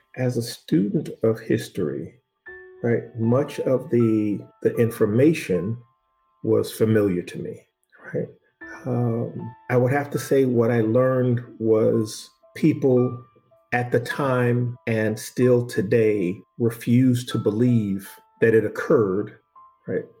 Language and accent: English; Boston, Massachusetts, United States; I was born in Boston, right? And at five years old, I remember the police kicking in the door of my family's home